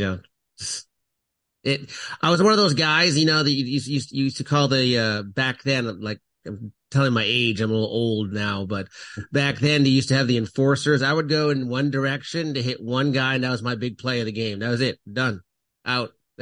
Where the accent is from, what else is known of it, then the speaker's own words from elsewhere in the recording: Canada; I'm originally from Canada